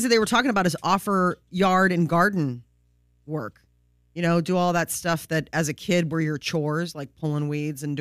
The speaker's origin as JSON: {"language": "English", "region": "Nebraska", "country": "United States", "tie": "born or raised there", "said": "Growing up in Nebraska"}